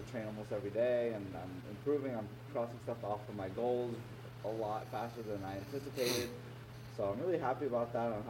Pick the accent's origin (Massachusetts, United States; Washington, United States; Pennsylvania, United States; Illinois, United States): Pennsylvania, United States; Philadelphia; accent: American; I was born in Philly, and I grew up in the United States